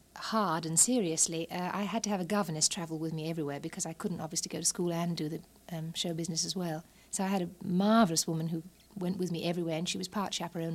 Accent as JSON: {"language": "English", "town": "Walton-on-Thames", "region": "South East England", "country": "United Kingdom", "said": "I'm from England, from a little town called Walton-on-Thames. It's south of London, about 20 miles."}